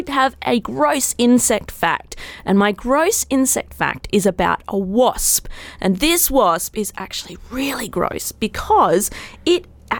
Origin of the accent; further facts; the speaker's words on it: Perth, Western Australia, Australia; Well, as you said, I'm from Australia. I'm from Perth in Western Australia.